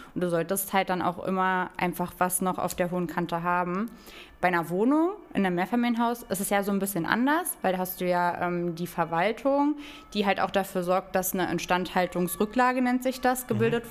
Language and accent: German; Hönow, Brandenburg, Germany; ich komme ja ähm, aus Hönow, also das ist so ne direkt neben Berlin.